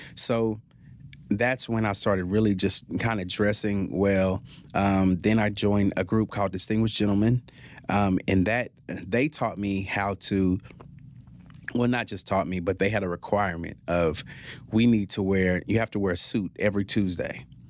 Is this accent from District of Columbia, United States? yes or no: no; Fort Worth, Texas, United States; also born or lived in Lewisville, Texas; I grew up in Stop Six, Fort Worth